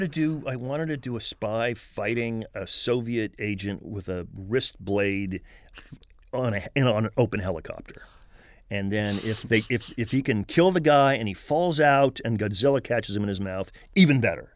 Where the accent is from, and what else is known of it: Marin County, California, United States; born or raised there; also born or lived in San Francisco